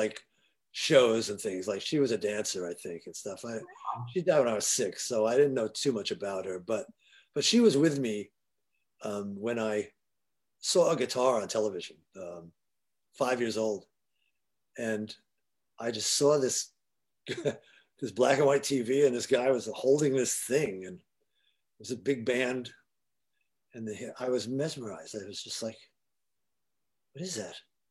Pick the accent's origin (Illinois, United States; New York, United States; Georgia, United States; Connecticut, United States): New York, United States; New York City; also born or lived in Forest Hills, Queens; Queens, Jackson Heights